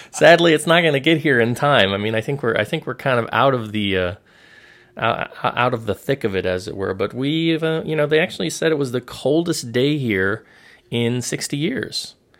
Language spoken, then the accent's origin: English; South Florida, United States; moved away as an adult; now in Hong Kong; growing up in South Florida